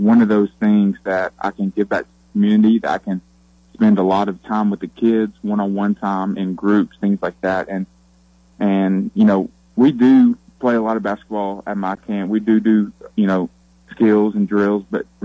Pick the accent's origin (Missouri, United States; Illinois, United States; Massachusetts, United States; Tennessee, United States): Tennessee, United States; Kingsport; I grew up in Kingsport, Tennessee, which is about an hour and a half from Knoxville.